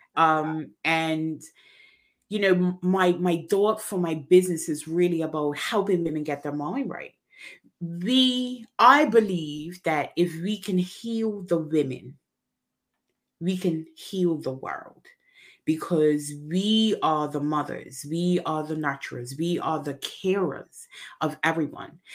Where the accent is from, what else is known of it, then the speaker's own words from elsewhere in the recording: Bermuda; I am originally from Bermuda